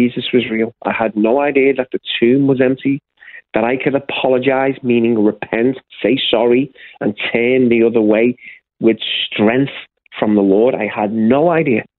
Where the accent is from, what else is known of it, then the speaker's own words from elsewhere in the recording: Liverpool, North West England, United Kingdom; moved away as an adult; I was born and raised in the UK, in the city of Liverpool